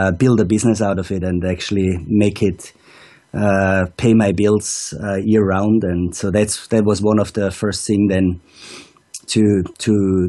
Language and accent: English; Austria; moved away as an adult; also born or lived in Wanaka, New Zealand; now I spend the Austrian winters in my hometown again, and coach on the Arlberg and in the beautiful Montafon